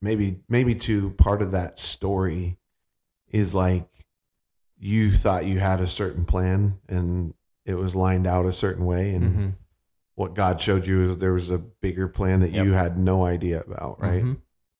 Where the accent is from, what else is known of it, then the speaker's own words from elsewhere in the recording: Northeast, United States; now in Fort Worth, United States; I mean, we're from the Northeast, right?